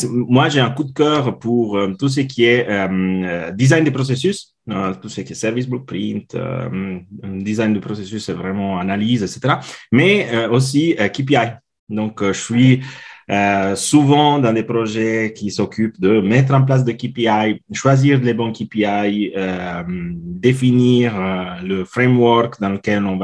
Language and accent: French; Italy; now in Switzerland; je suis italien, mais je vis en Suisse depuis maintenant 16 ans.